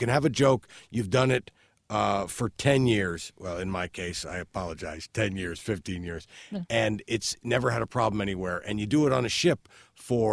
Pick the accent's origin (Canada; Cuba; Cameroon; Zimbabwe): Canada